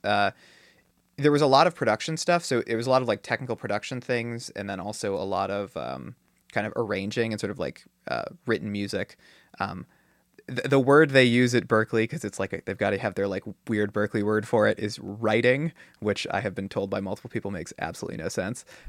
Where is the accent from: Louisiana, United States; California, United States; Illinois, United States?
California, United States; Silicon Valley; I grew up in Silicon Valley